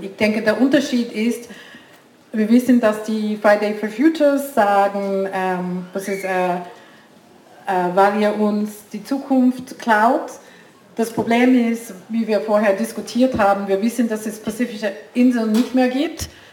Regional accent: India; German is a second language; moved away as an adult; also born or lived in United States; now in Switzerland; Ich bin, ich bin Schweizerin, ich habe in U S A lang gelebt, ich bin Inderin

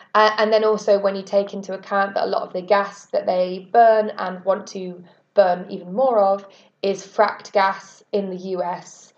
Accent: United Kingdom; I'm a British climate justice activist with Reclaim the Power

